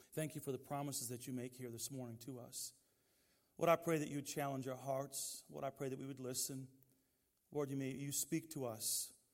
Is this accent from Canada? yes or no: no; Detroit, Michigan, United States; Growing up in Detroit, we didn't have a lot of choices in that environment where we were